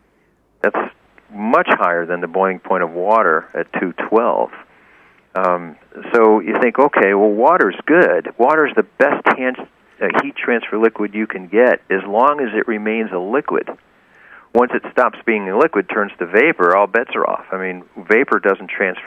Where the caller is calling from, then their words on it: Suffield, Connecticut, United States; I'm calling from Suffield, Connecticut.